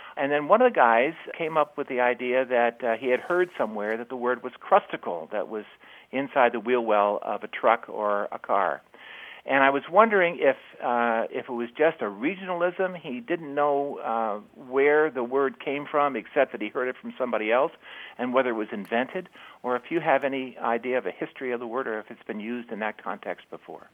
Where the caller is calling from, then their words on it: South Burlington, Vermont, United States; I'm calling from South Burlington, Vermont